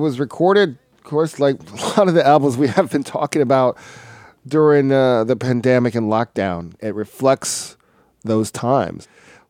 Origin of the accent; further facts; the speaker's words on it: Atlanta, Georgia, United States; it's shot in my hometown of Atlanta